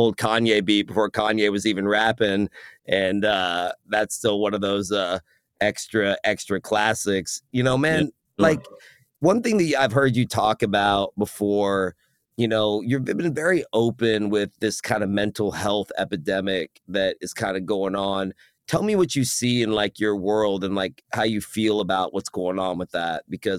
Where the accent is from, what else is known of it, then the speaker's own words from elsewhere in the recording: United States; half Iranian. Okay. And so, and I speak Farsi, and my mother is German. I was born here in the States